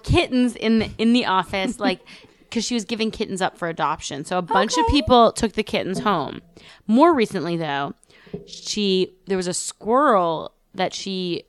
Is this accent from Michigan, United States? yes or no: no; New York City, New York, United States; I grew up in New York City